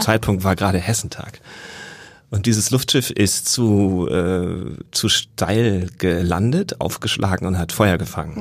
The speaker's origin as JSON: {"language": "German", "region": "Northern Germany", "country": "Germany", "also_born_or_lived": "Jena / Lübeck", "moved": "as an adult", "said": "Ich komme aus Norddeutschland eigentlich"}